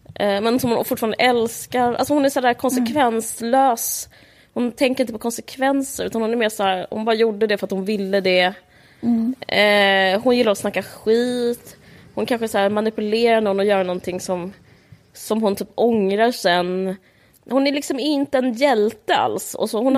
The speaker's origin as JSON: {"language": "Swedish", "country": "Sweden", "said": "vi som svenskar"}